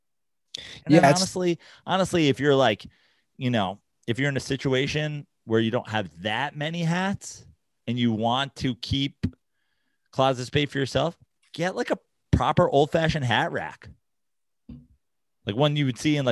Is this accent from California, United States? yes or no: no; New York, United States; moved away; growing up in New York and also spending through my 30s in New York